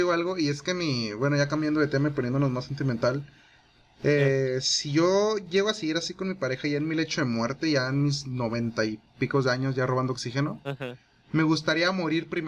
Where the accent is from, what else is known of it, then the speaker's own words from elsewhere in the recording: Chihuahua, Mexico; somos de Chihuahua